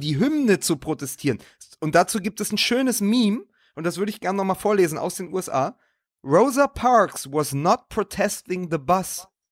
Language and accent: German; Berlin, Germany; als Berliner und ja auch Hertha-Fan